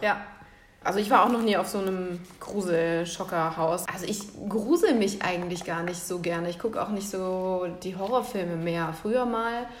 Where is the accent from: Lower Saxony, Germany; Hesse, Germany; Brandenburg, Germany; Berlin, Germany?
Hesse, Germany; Central; ich komme halt aus Mittelhessen